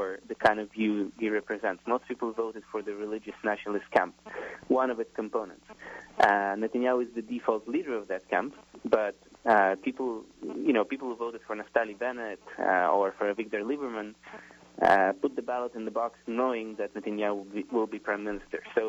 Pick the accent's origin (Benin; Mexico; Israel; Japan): Israel; I was growing up in Israel in the 90s